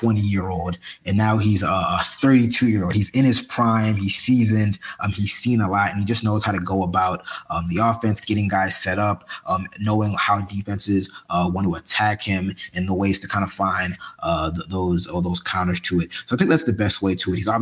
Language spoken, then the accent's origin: English; Baltimore, Maryland, United States; moved away as an adult; now in South Florida, United States; I always got love for my hometown.